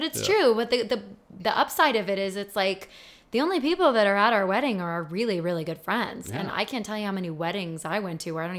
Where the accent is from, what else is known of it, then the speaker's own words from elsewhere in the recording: Chicago, Illinois, United States; We're from Chicago.